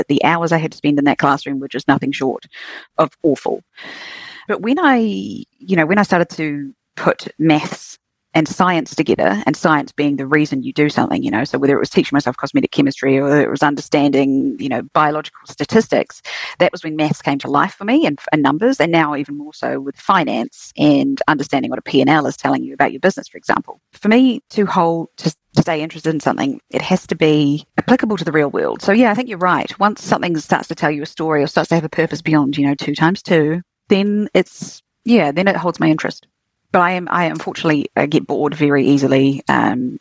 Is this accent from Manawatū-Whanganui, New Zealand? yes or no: no; Queenstown, Otago, New Zealand; also born or lived in Dunedin; I grew up in Queenstown